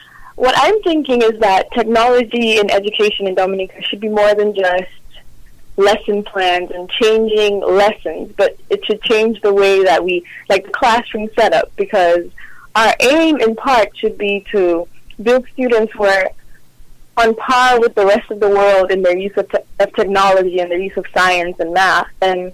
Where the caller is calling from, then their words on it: Houston, Texas, United States; I'm calling from Houston, Texas.